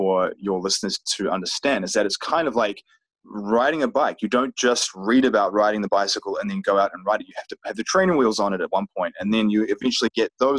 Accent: New Zealand; moved away as an adult; now in United States; here I am now from New Zealand, living in the US

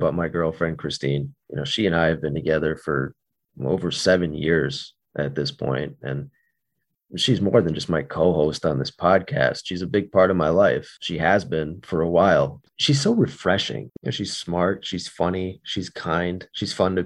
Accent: United States; also born or lived in Northeast United States; I'm from the United States of America. I live in the Northeast.

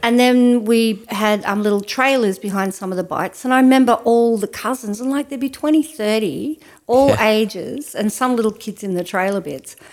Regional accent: Ouyen, Victoria, Australia; when I was growing up in Oyen

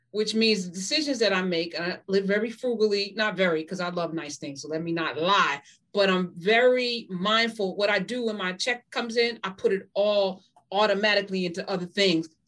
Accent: Jamaica; You know, I'm Jamaican, so that's hysterical.

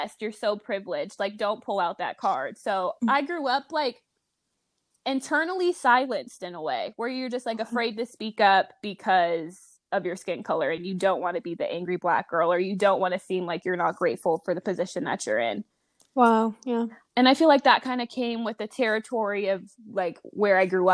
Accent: Las Vegas, Nevada, United States; moved away as an adult; now in Los Angeles, United States; I was born and raised in Las Vegas, Nevada. I'm currently living in Los Angeles.

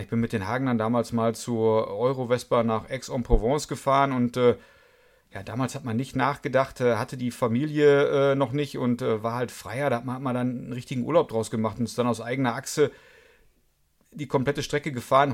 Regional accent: Münster, North Rhine-Westphalia, Germany; also born or lived in Karlsruhe; Ich bin gebürtiger Münsteraner, komme aber nicht aus diesem Vorort.

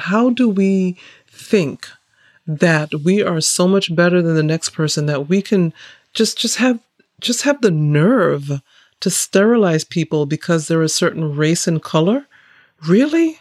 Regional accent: Massachusetts, United States; also born or lived in Saint Kitts; I grew up in Massachusetts, in the Great North, near the Canadian border

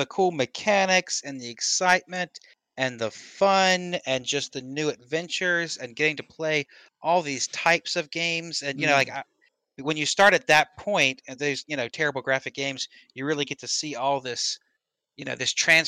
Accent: American Southern, United States; I'm American Southern White.

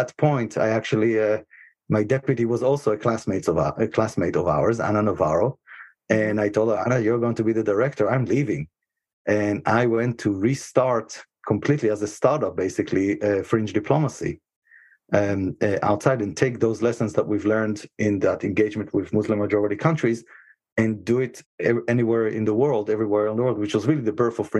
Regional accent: Israel; moved away as an adult; now in United States; I was born and raised in Israel

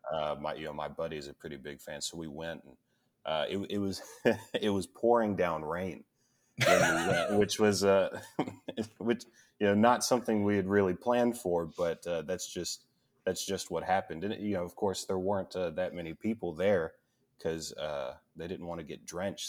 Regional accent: Tennessee, United States; moved away; I'm actually from Tennessee. I, I, I don't live there anymore

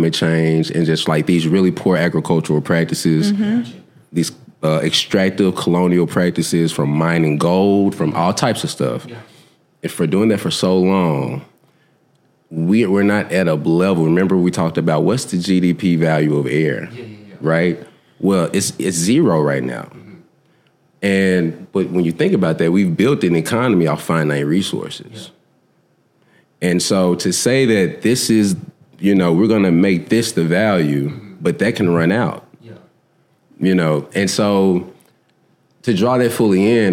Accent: Whitehaven, Tennessee, United States; also born or lived in North Carolina; I'm from Whitehaven

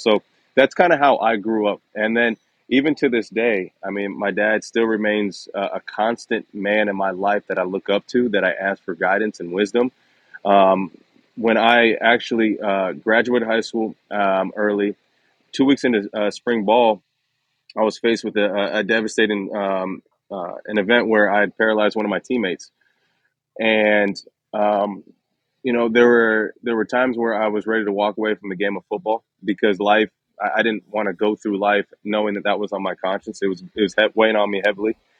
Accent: Dayton, Ohio, United States; moved away as an adult; also born or lived in Columbus, Ohio / Philadelphia; grew up i was one of nine kids uh, i was the youngest boy and um, back in dayton ohio

